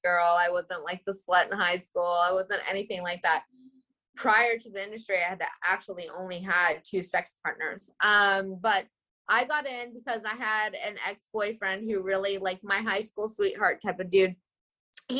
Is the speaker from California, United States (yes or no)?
yes; California, United States; accent: like a Canadian accent with a little bit of twang; also born or lived in Philadelphia; now in New York, United States; I'm originally from California, but I live in New York